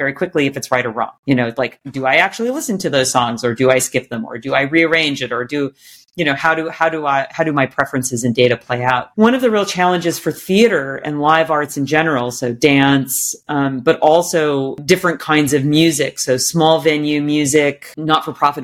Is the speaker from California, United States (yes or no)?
yes; Sacramento, California, United States; I grew up in Sacramento, California, my parents took me to Music Circus every summer